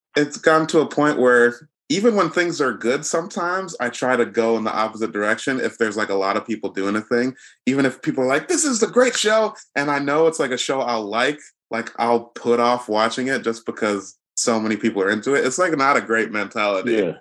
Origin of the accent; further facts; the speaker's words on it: Nigeria; I'm Nigerian